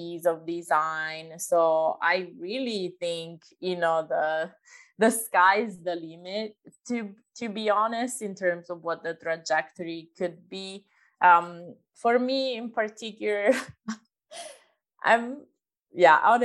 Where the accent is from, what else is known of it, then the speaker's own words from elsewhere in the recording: Italy; moved away; I'm originally from Italy